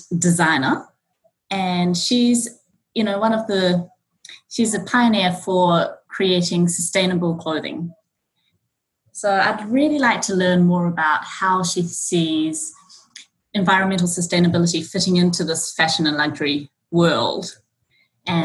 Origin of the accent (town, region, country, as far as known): New Zealand; born or raised there; moved away as an adult; also born or lived in Auckland; now in Japan